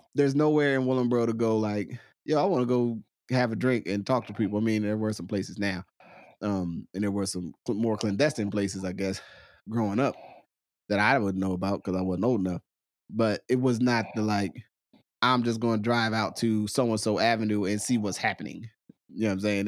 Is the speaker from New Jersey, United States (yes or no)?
yes; Willingboro, New Jersey, United States; moved away as an adult; also born or lived in Trenton, New Jersey; growing up in Willingboro was a big motivation for me not to want to live in Willingboro